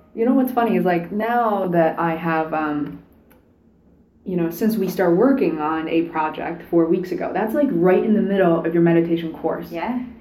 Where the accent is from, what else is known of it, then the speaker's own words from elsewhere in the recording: Rhode Island, United States; moved away as an adult; also born or lived in New York; now in Boston, United States; I'm from Rhode Island originally.